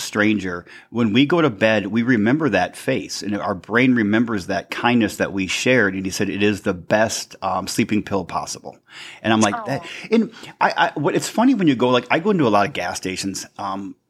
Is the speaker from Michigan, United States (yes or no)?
yes; St. Ignace, Michigan, United States; I'm from St. Ignace, Michigan, in the Upper Peninsula, a small town of, 2,800 people or something.